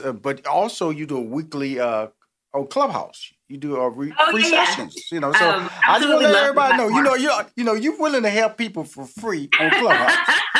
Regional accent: Houston, Texas, United States; Because I'm from Houston, Texas. That's how we do it down there, Tex-Mex, you know.

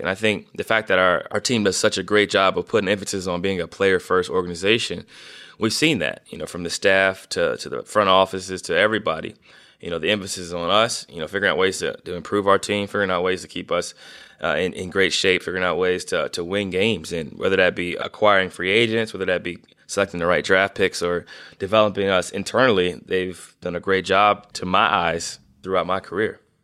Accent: Northeast Ohio, United States; being from Northeast Ohio

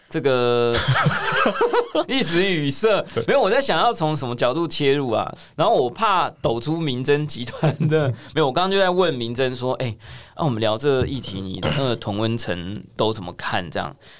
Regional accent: Taiwan; 我们台湾小民们

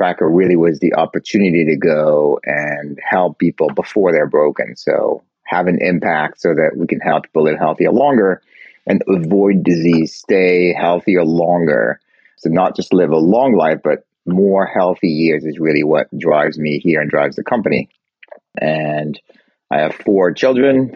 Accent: France; moved away as an adult; also born or lived in Geneva, Switzerland; now in Boston, United States; I was born in Geneva, Switzerland, grew up in France, went to school and business school there

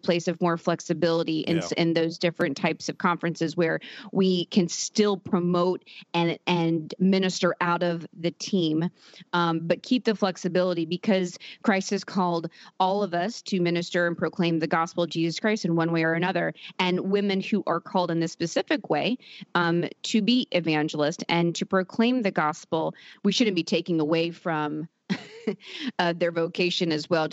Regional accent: Norman, Oklahoma, United States; Norman, Oklahoma

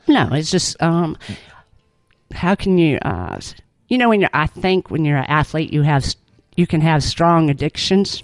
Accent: California, United States; moved away as an adult; also born or lived in Auburn, Alabama; now in Alabama, United States; was born and raised in California

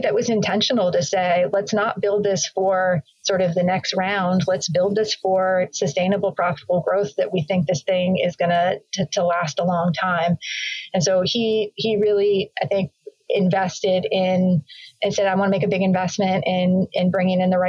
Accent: Bay Area, Silicon Valley, California, United States; I grew up in the Bay Area, actually, in the Silicon Valley in the 80s and early 90s.

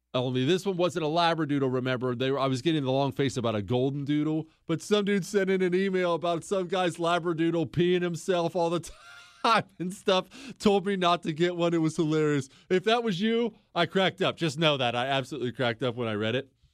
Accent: Bozeman, Montana, United States; now in Houston, United States; I grew up in Bozeman, Montana

